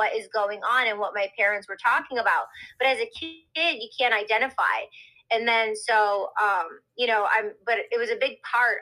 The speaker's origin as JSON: {"language": "English", "town": "Detroit", "region": "Michigan", "country": "United States", "tie": "born or raised there", "also_born_or_lived": "Hollywood", "moved": "yes", "said": "me growing up in Detroit, listening to Motown"}